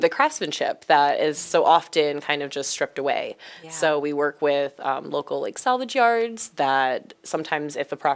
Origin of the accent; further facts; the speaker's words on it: Springfield, Illinois, United States; I'm originally from Springfield